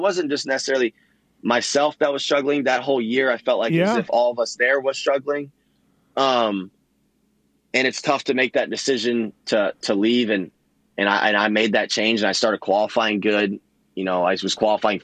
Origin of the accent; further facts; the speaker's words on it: Orlando, Florida, United States; I was born and raised in Orlando, Claremont